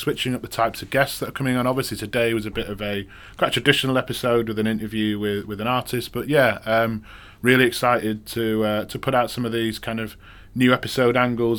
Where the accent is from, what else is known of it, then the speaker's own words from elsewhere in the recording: Manchester, North West England, United Kingdom; I'm from Manchester, apparently if I'd go back to Manchester within a couple of days, I'd be talking more Mancunian because you kind of soak it up.